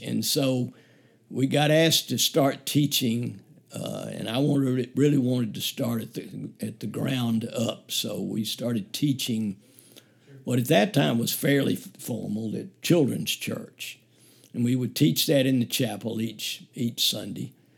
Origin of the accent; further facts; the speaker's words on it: Birmingham, Alabama, United States; also born or lived in Auburn; I grew up in the Woodlawn area of Birmingham, so I've been a native of Birmingham and lived in Birmingham all of my life